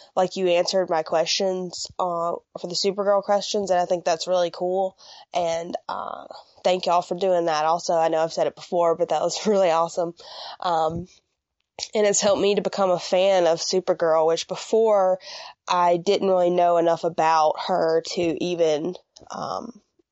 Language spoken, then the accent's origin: English; Mississippi, United States; I'm from Mississippi